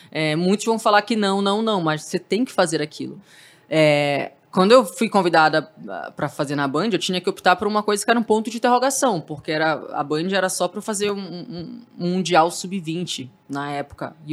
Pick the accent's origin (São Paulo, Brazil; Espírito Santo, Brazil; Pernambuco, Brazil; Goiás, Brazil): São Paulo, Brazil; Santos; Eu saí de Santos para vir em busca desse espaço para TV.